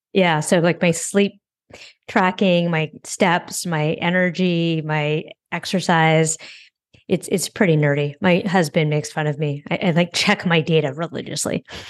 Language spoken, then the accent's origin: English; San Francisco, California, United States; moved away as an adult; now in New York, United States; So I grew up in San Francisco. I never had a car there